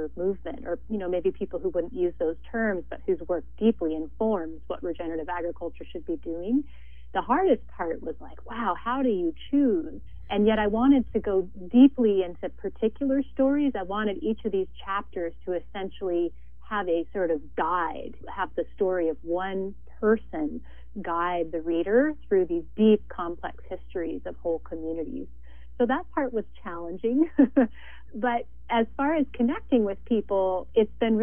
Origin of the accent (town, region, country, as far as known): Montana, United States; born or raised there; moved away as an adult; now in Santa Barbara, United States